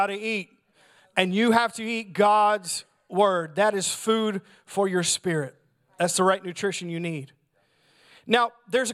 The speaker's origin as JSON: {"language": "English", "country": "United States", "said": "as American Christians"}